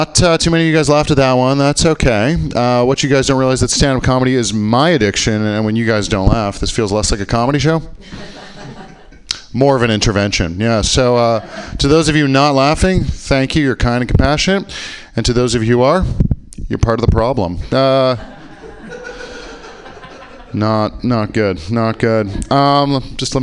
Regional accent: Canada; I am from Canada

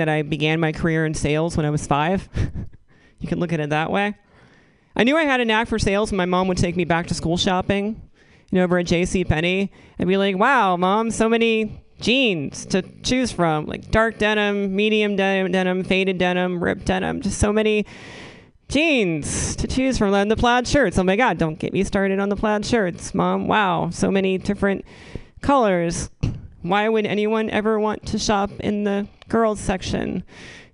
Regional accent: Northeastern North Carolina, United States; now in San Francisco, United States; growing up in Northeastern North Carolina.

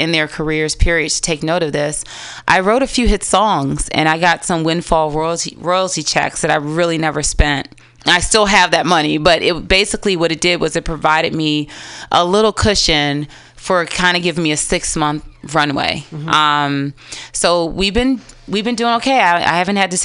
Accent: Washington, District of Columbia, United States; now in San Francisco, United States; I'm from D.C., Black through and through

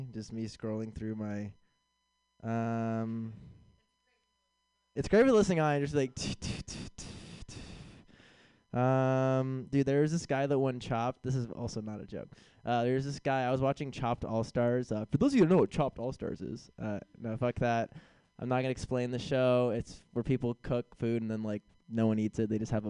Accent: San Francisco, California, United States; moved away; I'm originally from San Francisco

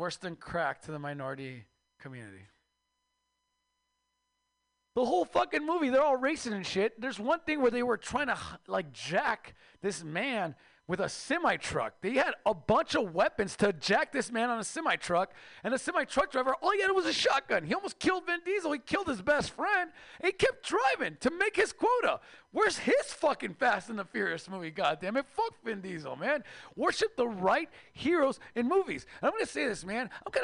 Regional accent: Mexico; now in United States; I am Mexican from Mexico

